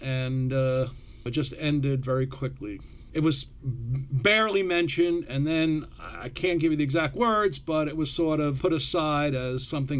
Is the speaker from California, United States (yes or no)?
no; New York City, New York, United States; I was born on Rosh Chodesh Shavuot, 1951, which was January 8th, in Long Island City, Astoria, Queens.